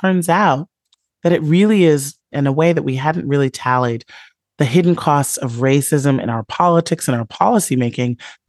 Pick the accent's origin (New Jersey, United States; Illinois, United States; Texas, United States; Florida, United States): Illinois, United States; Chicago; that I saw all around me growing up in the South Side of Chicago during the kind of rolling thunder of the inequality era under Ronald Reagan.